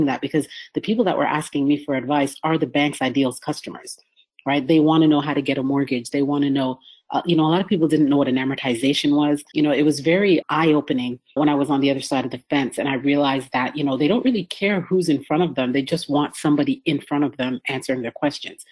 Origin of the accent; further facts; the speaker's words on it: Canada; moved away as an adult; now in United States; I'm from Canada.